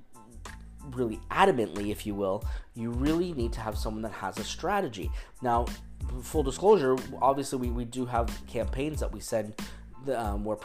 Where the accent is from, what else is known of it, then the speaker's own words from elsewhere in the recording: Canada; now in Orange County, United States; I'm from the Great White North